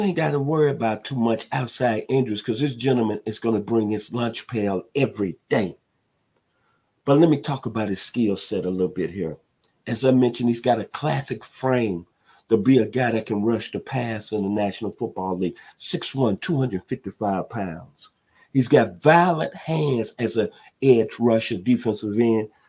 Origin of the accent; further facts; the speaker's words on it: Millington, Tennessee, United States; now in Atlanta, United States; my hometown out of Millington, Tennessee